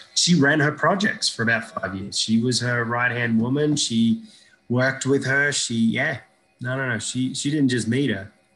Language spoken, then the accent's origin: English; Iraq; born or raised there; moved away